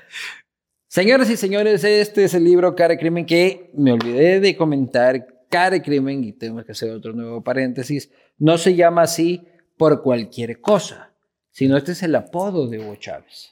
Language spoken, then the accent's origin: Spanish; Quito, Pichincha, Ecuador; una guía arquitectónica de mi ciudad con los mejores proyectos sobre Quito